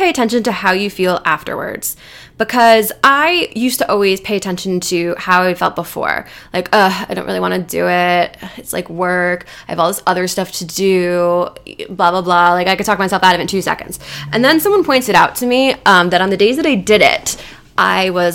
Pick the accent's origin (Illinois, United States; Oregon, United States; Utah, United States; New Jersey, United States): New Jersey, United States; I'm from Jersey